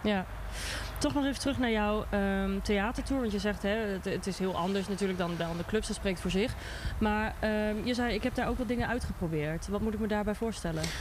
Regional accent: Twente, Overijssel, Netherlands; Ik kom uit Twente

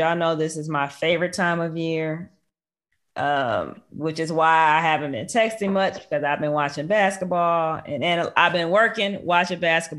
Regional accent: Michigan, United States; I'm from Michigan

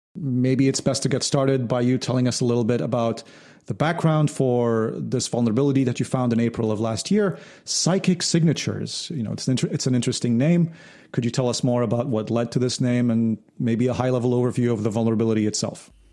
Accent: Lebanon; I'm originally from Lebanon

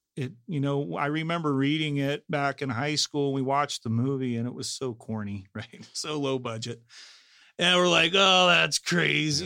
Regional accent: Salinas, California, United States; I'm from Salinas

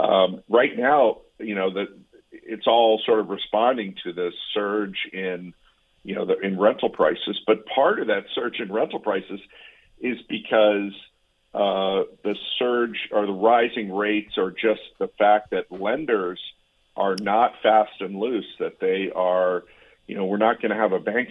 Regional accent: Connecticut, United States; this is my analogy, just using my hometown in Connecticut, my town saw 200 listings pre-pandemic

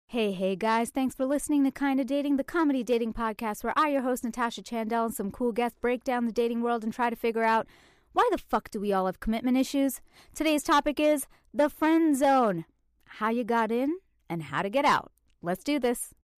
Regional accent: Canada; moved away; I'm from Canada

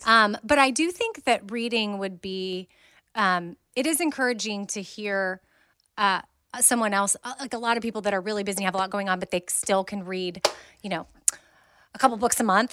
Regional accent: Austin, Texas, United States; I'm from Austin

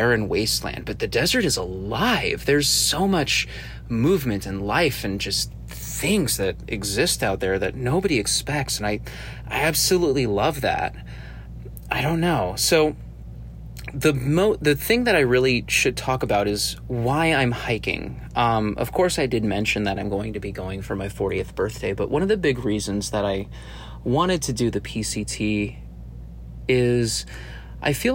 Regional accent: Arizona, United States; I'm originally from Arizona.

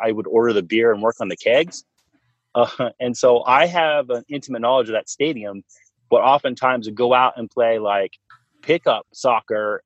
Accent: San Jose, California, United States; moved away; also born or lived in Portland; I'm from San Jose originally

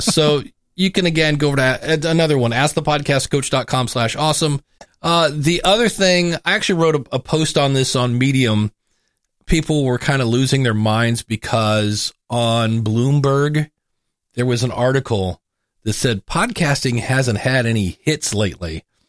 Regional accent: Cleveland, Ohio, United States; I'm from Cleveland.

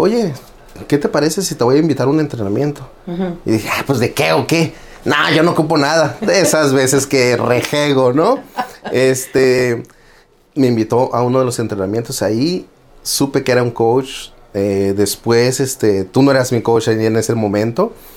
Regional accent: Tijuana, Baja California, Mexico; also born or lived in Guerrero, Mexico; now in United States; vengo de Tijuana, Baja California, nacido en Guerrero y siempre digo malcriado en Tijuana

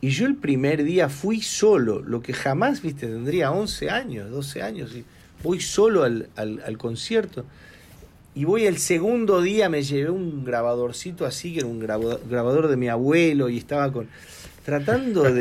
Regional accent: Argentina; moved away; yo de chico tuve la oportunidad en Argentina, a los 17 años, de tocar con un gran maestro del tango, el señor Rodolfo Mederos.

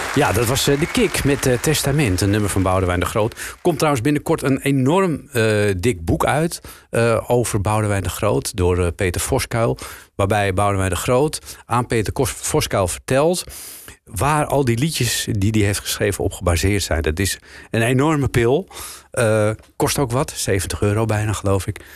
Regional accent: Amsterdam, North Holland, Netherlands; also born or lived in Haarlem; ik ben eh, natuurlijk een Amsterdammer. Dus ik moet altijd eh, verbloemen dat ik uit Amsterdam-West kom.

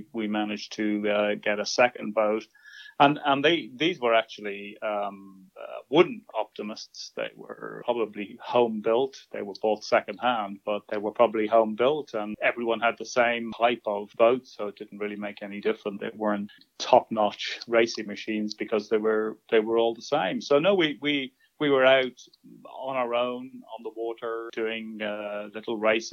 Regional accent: Dún Laoghaire, Leinster, Ireland; we lived in Dunleary, which is in south part of Dublin near the coast.

